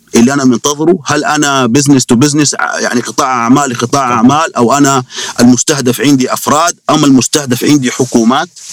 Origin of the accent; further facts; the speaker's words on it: Saudi Arabia; عندنا في السعودية